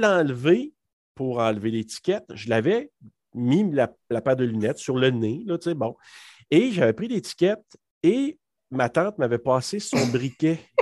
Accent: Maniwaki, Quebec, Canada; moved away as an adult; also born or lived in Hull, Quebec; je suis originaire de la région de Maniwaki. Donc, j'ai fait mes études là-bas jusqu'au secondaire 5

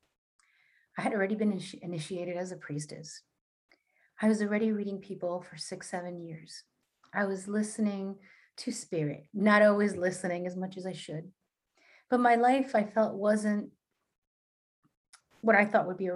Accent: New York City, New York, United States; I'm a Latina from Queens.

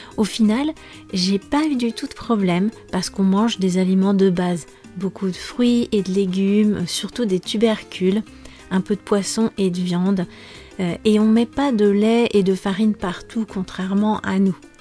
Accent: France; moved away as an adult; also born or lived in Cáceres, Spain / Portugal; Je viens des pays de la Loire et de la Bretagne

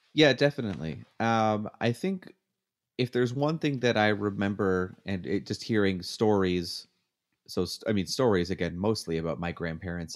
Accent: Canada; now in United States; I'm still Canadian on the inside

